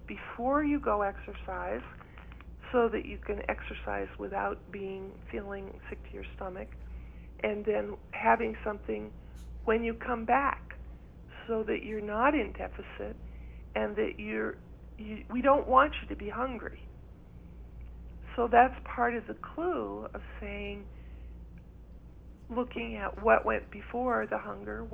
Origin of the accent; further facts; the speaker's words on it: East Coast, United States; also born or lived in Ireland (ancestry); now in New Mexico, United States; because I grew up in the East Coast.